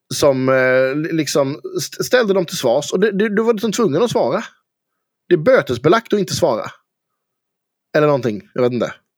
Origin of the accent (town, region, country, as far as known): Karlskrona, Blekinge, Sweden; accent: Blekinge dialect; also born or lived in Fågelmara